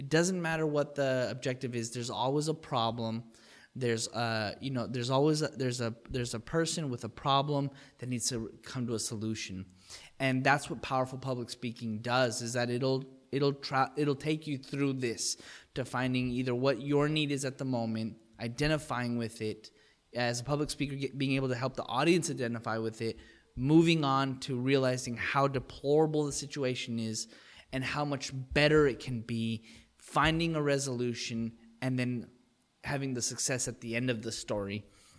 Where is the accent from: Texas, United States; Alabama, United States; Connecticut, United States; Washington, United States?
Texas, United States; El Paso; Well, I mean, I'm born and bred in El Paso, Texas. My dad's American. My mom's Mexican. I grew up on the border.